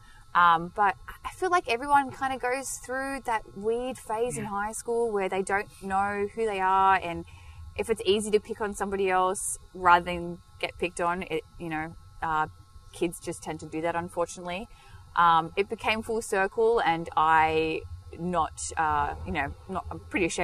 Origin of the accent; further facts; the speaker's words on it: Sydney, New South Wales, Australia; born in Sydney, a little suburb called Campbelltown. So we're both from Campbelltown. It's about 40 minutes outside the city. I grew up there, been there my whole life